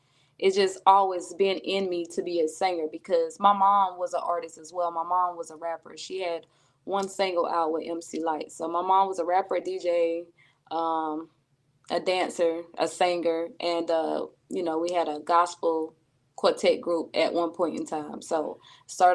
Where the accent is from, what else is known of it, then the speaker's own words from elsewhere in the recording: Myrtle Beach, South Carolina, United States; accent: country; also born or lived in Calabash, North Carolina; I am from Calabash, North Carolina. Grew up in Myrtle Beach, South Carolina